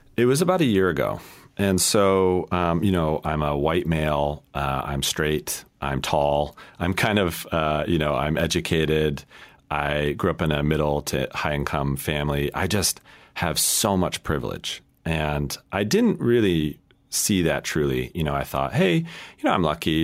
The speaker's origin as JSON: {"language": "English", "region": "Colorado", "country": "United States", "tie": "born or raised there", "said": "I grew up in Colorado"}